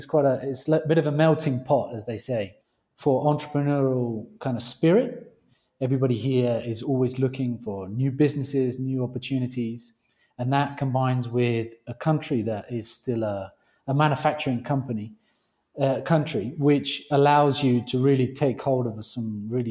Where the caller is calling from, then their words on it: Colombia; Colombia. That's where I'm calling you from. That's right. But I don't sound very Colombian. No, I am. I'm British Colombian.